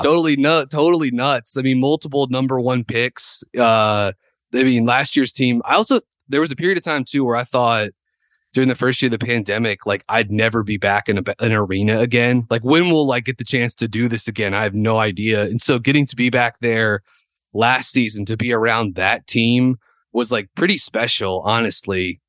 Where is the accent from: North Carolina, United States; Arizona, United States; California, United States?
North Carolina, United States; Winston-Salem; growing up in Winston, uh, my dad worked for Wake Forest